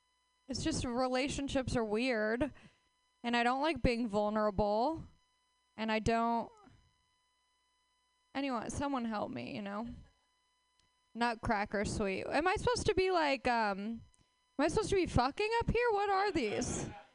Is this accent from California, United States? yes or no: yes; Los Angeles, California, United States; Hi, I am from Los Angeles, where dreams die right in front of your face.